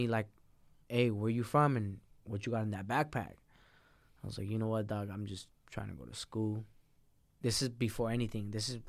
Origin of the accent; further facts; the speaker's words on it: Mexico; born there; My brother was born down there. My sister was born down there. I was born in Mexico. That's another story. I'm illegal.